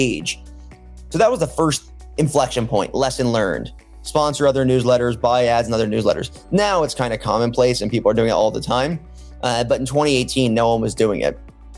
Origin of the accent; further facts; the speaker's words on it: Baltimore, Maryland, United States; moved away; also born or lived in Michigan; I grew up in Baltimore, Maryland, went to the University of Michigan